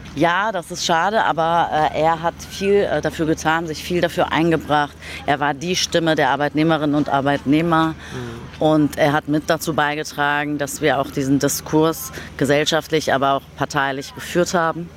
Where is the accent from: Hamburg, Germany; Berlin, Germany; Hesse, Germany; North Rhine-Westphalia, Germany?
Berlin, Germany; Ich bin in Berlin-Kreuzberg geboren, 1975, im Wrangelkiez Schlesisches Tor.